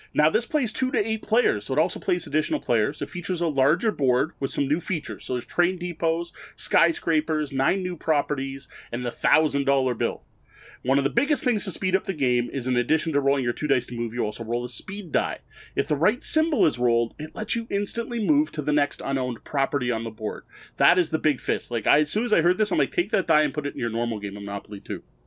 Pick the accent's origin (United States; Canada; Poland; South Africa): Canada; I'm Canadian.